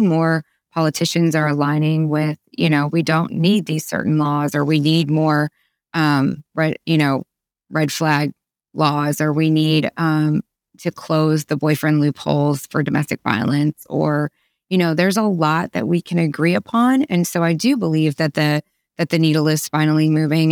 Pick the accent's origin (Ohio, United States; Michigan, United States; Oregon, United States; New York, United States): Ohio, United States; now in Arkansas, United States; I grew up in Ohio